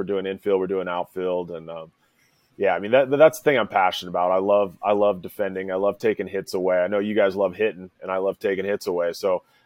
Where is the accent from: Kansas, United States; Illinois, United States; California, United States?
California, United States; Santa Maria; moved away as an adult; also born or lived in Oklahoma; I grew up on the Central Coast of California, halfway between L.A. and San Francisco, a little place called Santa Maria, California, a little coastal town, really